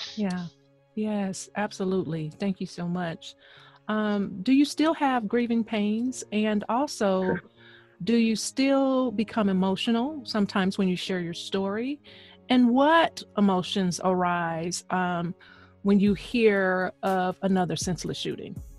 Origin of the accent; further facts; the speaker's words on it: the South, United States; moved away; also born or lived in Queens, New York; I'm I'm from the South